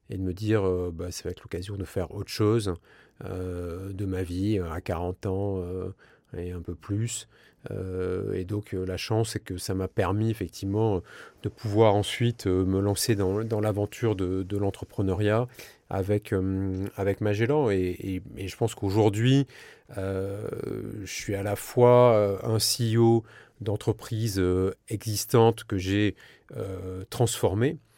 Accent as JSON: {"language": "French", "region": "south-west France", "country": "France", "said": "c'est pas parce que je suis du Sud-Ouest que je vais te taper dans le dos et te dire viens on va partager une chocolatine."}